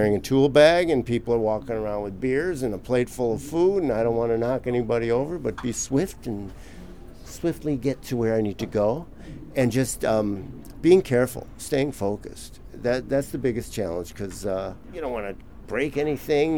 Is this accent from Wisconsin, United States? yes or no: yes; Milwaukee, Wisconsin, United States; now in Los Angeles, United States; I'm originally from Milwaukee, Wisconsin